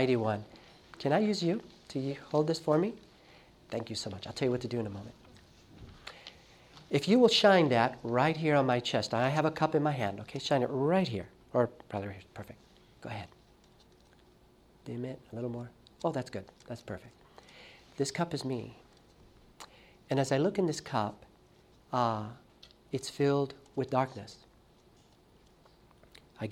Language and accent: English; Los Angeles, California, United States; I grew up in Los Angeles